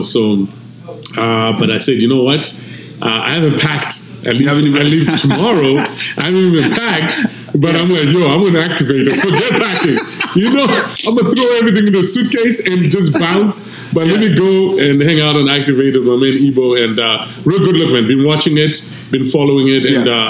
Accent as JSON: {"language": "English", "country": "Zimbabwe", "first_language": "Shona", "second_language": "English", "moved": "as an adult", "lives_now": "Canada", "said": "I don't mean my home country alone, Zimbabwe"}